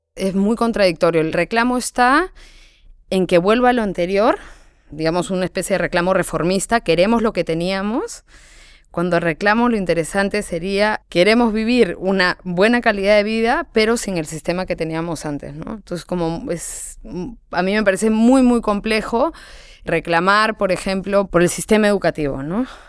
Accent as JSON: {"language": "Spanish", "country": "Peru", "moved": "yes", "said": "siendo peruana"}